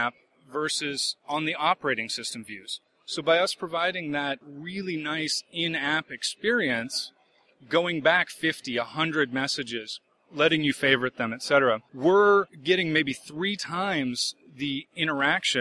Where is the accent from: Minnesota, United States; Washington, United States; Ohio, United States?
Washington, United States; Seattle; I'm originally from the Seattle, Washington area